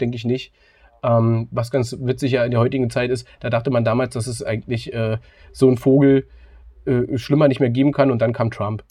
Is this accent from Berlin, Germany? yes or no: yes; Berlin, Germany; als Berliner in Köpenick ansässig